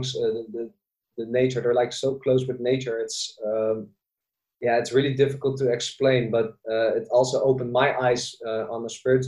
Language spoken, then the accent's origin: English; Zoetermeer, South Holland, Netherlands; also born or lived in Bali; living in the Netherlands, born and raised in Zoetermeer, Sweet Lake City as well. It's a small town next to The Hague.